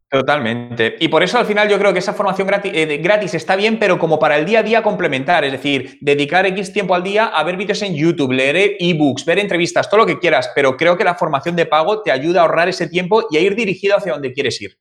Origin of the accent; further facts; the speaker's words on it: Madrid, Community of Madrid, Spain; moved away as an adult; Yo soy de, yo soy de Madrid, yo nací en el año 1980 en, Madrid Centro, en la, en la, en la capital. Y ahí he vivido prácticamente toda mi vida